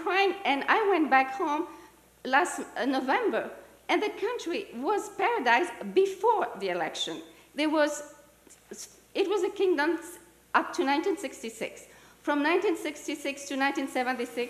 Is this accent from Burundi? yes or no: yes; Burundi; moved away; I was born and raised in Burundi, left Burundi in 94